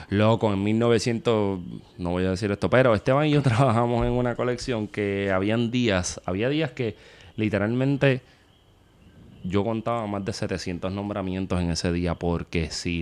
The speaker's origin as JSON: {"language": "Spanish", "country": "Puerto Rico"}